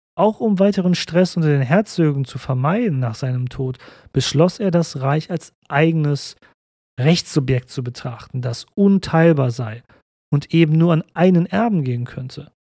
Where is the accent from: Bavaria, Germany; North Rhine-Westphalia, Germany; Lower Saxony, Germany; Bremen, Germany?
North Rhine-Westphalia, Germany; Cologne; als Kölner Deutsch